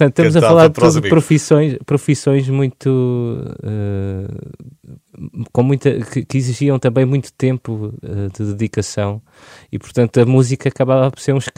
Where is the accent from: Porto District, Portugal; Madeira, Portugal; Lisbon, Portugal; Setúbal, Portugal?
Lisbon, Portugal; born there; nasci aqui. Os meus avós já estavam cá em Lisboa.